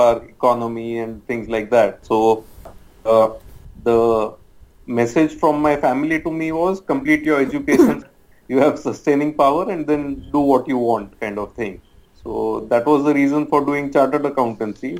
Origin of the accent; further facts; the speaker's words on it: Mumbai, Maharashtra, India; I've been a Mumbaiite all throughout, born and brought up in Bombay